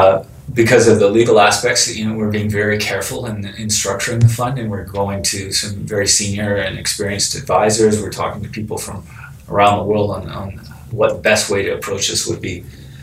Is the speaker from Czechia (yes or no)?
no; Vancouver, British Columbia, Canada; now in Toronto, Canada; I came from the West Coast. I came from Vancouver, British Columbia, and that is a short plane trip from San Francisco.